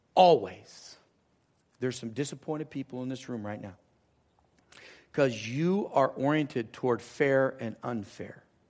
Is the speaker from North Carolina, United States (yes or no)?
no; Southern California, United States; moved away as an adult; It's down in Southern California.